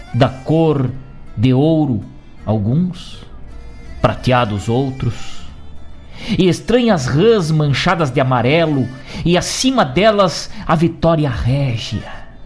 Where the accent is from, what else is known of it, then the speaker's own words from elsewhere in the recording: Rio Grande do Sul, Brazil; aí da nossa cultura gaúcha